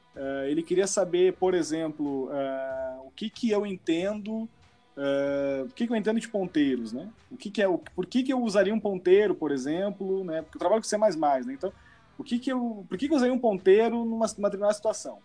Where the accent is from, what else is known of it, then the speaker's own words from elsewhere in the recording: Brazil; moved away as an adult; now in Canada; eu não tenho outra cidadania, só, só, sou brasileiro